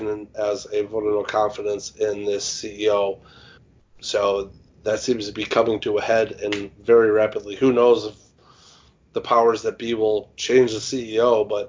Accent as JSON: {"language": "English", "region": "Midwest", "country": "United States", "said": "I'm from the Midwest"}